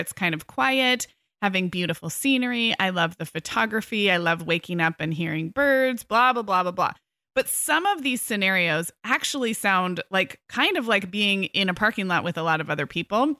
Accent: California, United States; as a Californian

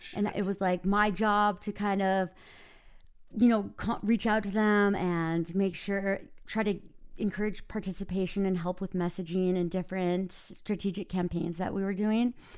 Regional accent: Minnesota, United States; now in Park City, United States; I live in Park City, Utah. I'm originally from Minnesota.

